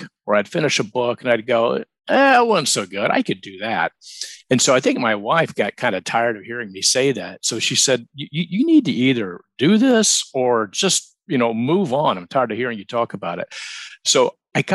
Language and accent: English; Atlanta, Georgia, United States; moved away as an adult; also born or lived in Phoenix, Arizona; now in Charleston, United States; Born and raised in Atlanta